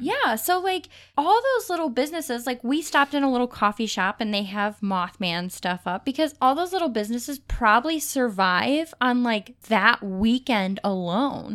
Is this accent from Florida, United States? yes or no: no; Cleveland, Ohio, United States; We're from Cleveland. We always will be.